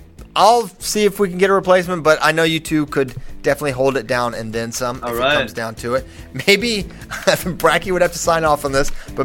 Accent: Virginia, United States; I wish you were from Virginia, Ben. You could be helping my home state.

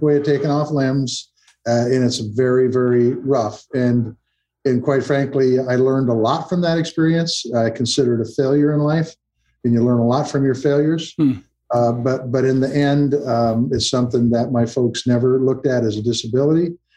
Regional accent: Montana, United States; I'm a farmer from Montana. My folks ran a butcher shop. We took the butcher shop over. It was on the farm. When my folks were running it, I was 9 years old

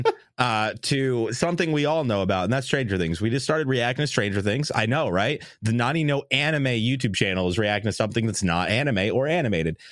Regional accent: New York, United States; growing up in New York

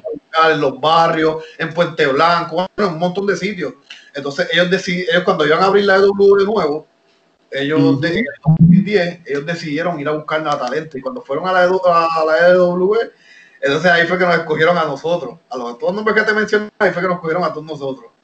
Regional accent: Levittown, Puerto Rico; also born or lived in Miami; yo me crié aquí en Puerto Rico. A pesar de que yo nací en Miami, mis papás son cubanos

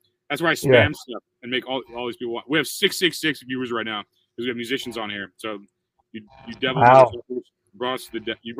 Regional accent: O'Fallon, Missouri, United States; moved away; One town west from there is my hometown. O'Fallon, Missouri. That's where I grew up.

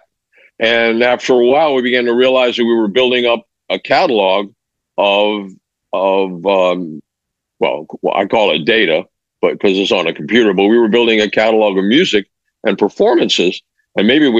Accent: Mexico City, Mexico; moved away; I grew up in Mexico and Mexico City

